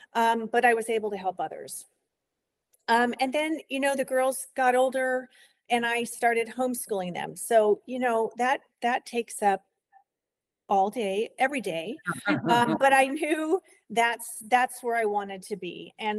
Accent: New York, United States; born there; I was born in New York, and then, you know, my own family moved around quite a bit

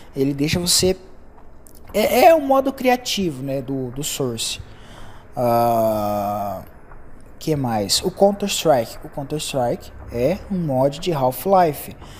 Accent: Brazil

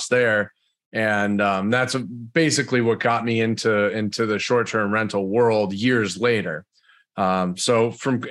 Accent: the Berkshires, Western Massachusetts, United States; I'm originally from Massachusetts. I grew up there in Western Mass, the Berkshires, small little town.

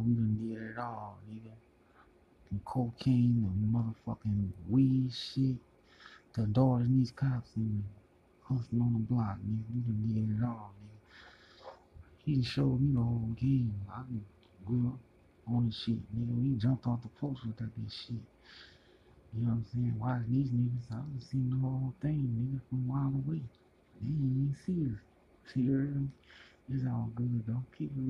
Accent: New Orleans, Louisiana, United States; I grew up in New Orleans.

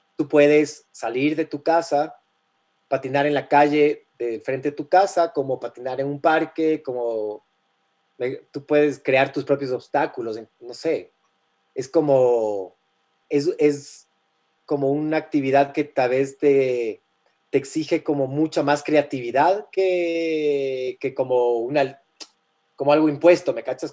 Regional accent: Guayaquil, Guayas, Ecuador; Yo, yo crecí en Guayaquil de, de, más chamo

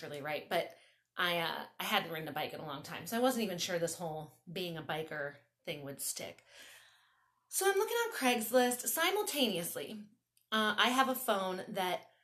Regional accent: Baltimore, Maryland, United States; moved away as an adult; also born or lived in Tennessee; now in Long Beach, United States; I grew up in Baltimore

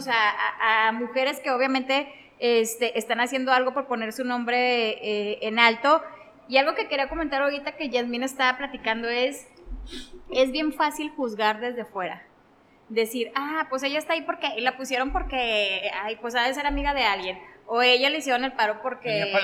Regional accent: Mexico; como mexicanos

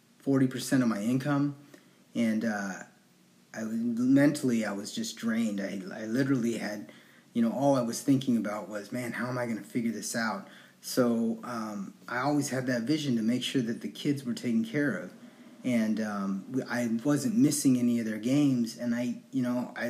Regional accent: Anchorage, Alaska, United States; I was born and raised in Anchorage, Alaska

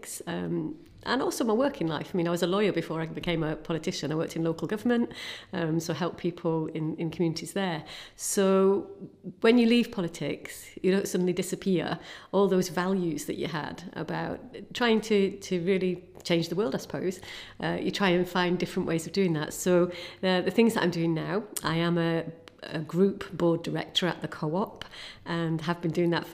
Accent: Salford, North West England, United Kingdom; I'm really, really, really from Salford. Born and brought up in a 2-up, 2-down terraced house.

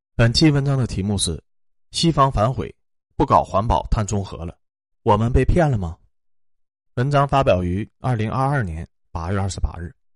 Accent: China; 我们中国人最喜欢干那种正义的事情了

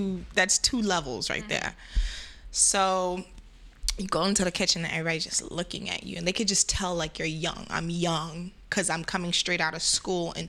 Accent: New York City, New York, United States; also born or lived in Crown Heights / Bed-Stuy; I'm Jamaican. I was raised in Flatbush.

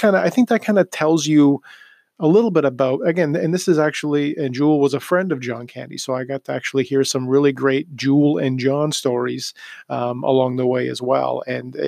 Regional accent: Toronto, Ontario, Canada; growing up in Toronto

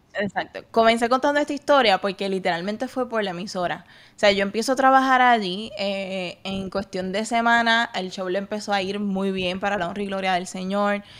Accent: Puerto Rico; moved away as an adult; now in Texas, United States; yo soy puertorriqueño

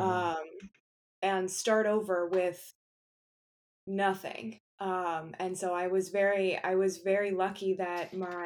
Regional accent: Akron, Ohio, United States; now in Cleveland, United States; I am born and raised in Akron, Ohio, currently living in Cleveland, Ohio

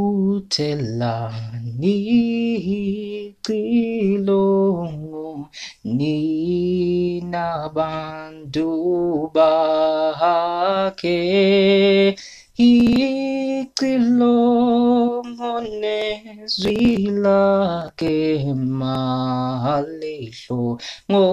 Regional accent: Eswatini; English is a second language; I am a Swazi. I'm a Swazi. I'm from Swaziland.

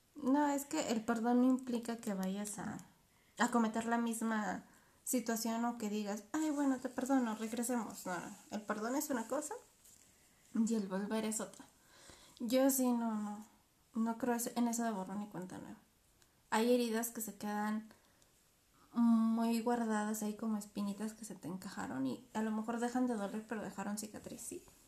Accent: Mexico; nosotros somos mexicanas, otra cultura, otra idea

